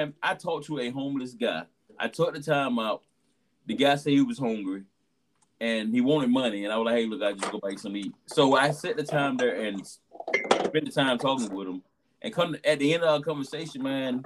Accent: Georgia, United States; I'm from Georgia

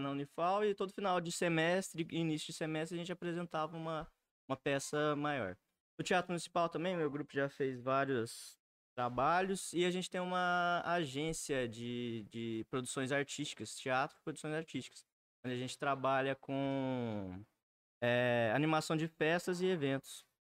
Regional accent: Alfenas, Minas Gerais, Brazil; eu sou nascido e criado em Alfenas, minha família é quase toda daqui, da região, sul de Minas

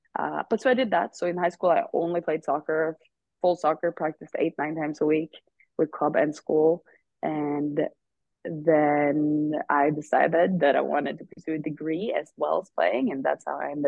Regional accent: Uppsala, Uppsala County, Sweden; English is a second language; moved away as an adult; now in Chicago, United States; I'm originally from Uppsala, Sweden, and I moved here in 2019

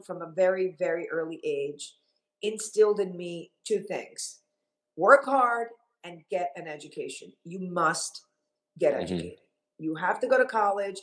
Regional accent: Miami, Florida, United States; also born or lived in Havana, Cuba / Long Island, New York; my mom decided that she was going to move to Miami because she wanted to start a new life

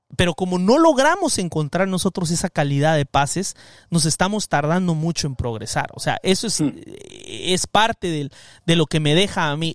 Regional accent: Guatemala; now in Los Angeles, United States; soy Chapín

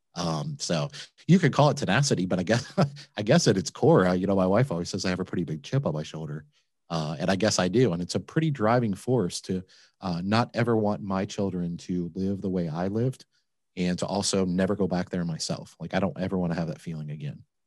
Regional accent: Flint, Michigan, United States; now in Cincinnati, United States; I grew up in Michigan

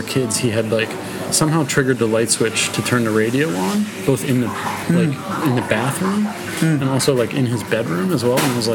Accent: Philadelphia, Pennsylvania, United States; I grew up in Philadelphia

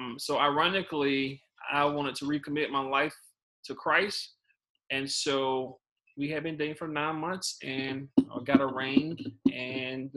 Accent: South Georgia, United States; accent: country; moved away as an adult; also born or lived in Oklahoma / Texas; now in Hawaii, United States; I grew up in South Georgia

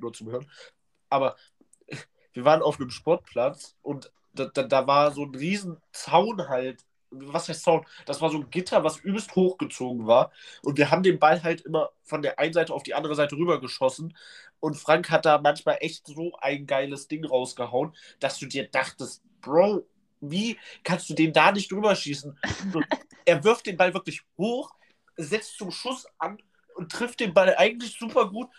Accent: Leipzig, Saxony, Germany; Bei uns in Leipzig

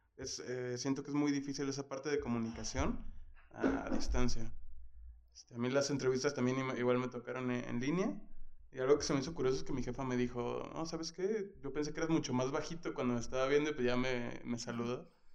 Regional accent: Guadalajara, Jalisco, Mexico; De Guadalajara también

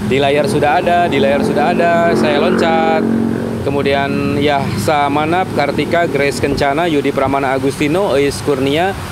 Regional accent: West Java, Indonesia; Tapi saya sebagai orang Sunda harus mempertahankan eksistensi saya sebagai orang Sunda. Hidup Sunda.

